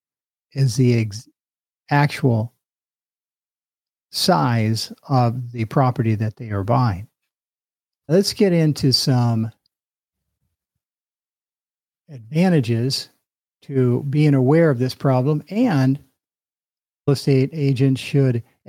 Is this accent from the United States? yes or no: yes; Sunnyvale, California, United States; my hometown of Sunnyvale, California